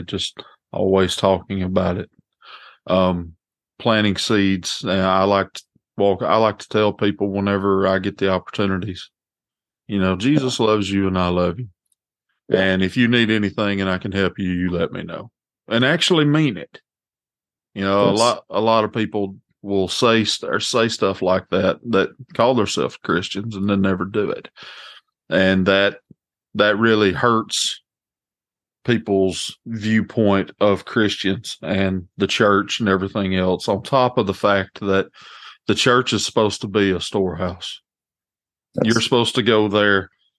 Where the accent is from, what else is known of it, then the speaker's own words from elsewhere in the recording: Walker County, Alabama, United States; I'm from Walker County. I'm just right down the road from you. I work in Cullman, but our county is a really great place.